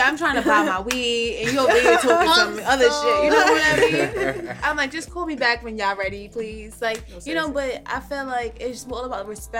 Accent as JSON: {"language": "English", "town": "Harlem", "region": "New York", "country": "United States", "said": "I can't date one from Harlem either. I'm from Harlem."}